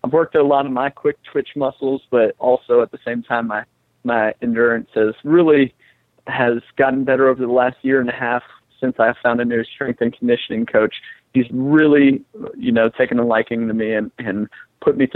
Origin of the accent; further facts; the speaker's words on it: United States; also born or lived in Las Vegas; I'm from Carolina